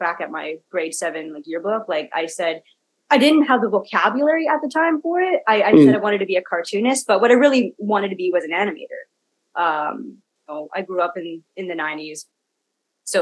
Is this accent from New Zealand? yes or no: no; Kelowna, British Columbia, Canada; also born or lived in Ladner; I'm third generation Canadian. I grew up in Kelowna